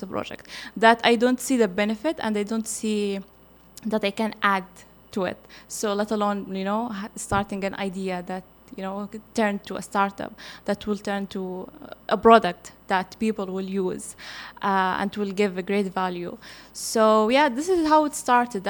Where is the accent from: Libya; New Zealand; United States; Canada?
Libya; now in Qatar; I'm from Libya